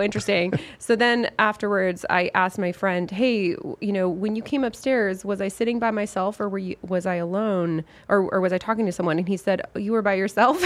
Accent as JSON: {"language": "English", "town": "Lafayette", "region": "Colorado", "country": "United States", "tie": "born or raised there", "said": "from my hometown, Lafayette, Colorado"}